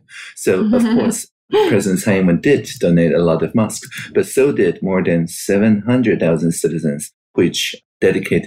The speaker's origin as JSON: {"language": "English", "country": "Taiwan", "tie": "born or raised there", "said": "I was born in Taiwan in 1981"}